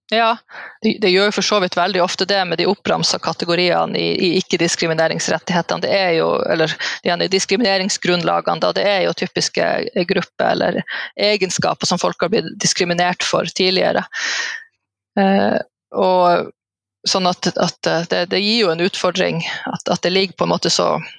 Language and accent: Norwegian; Alta and Tromsø, Troms og Finnmark, Norway; fra Alta og Tromsø, altså litt fra begge de plassene